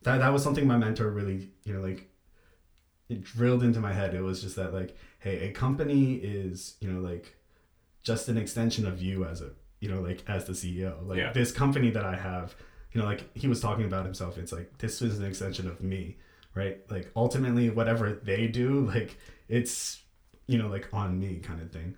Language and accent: English; United States; as an American